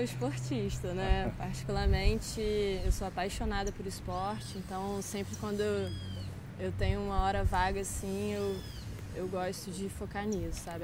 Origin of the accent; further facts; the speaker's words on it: Brazil; Minha grande parte da minha infância na Ilha da Caeira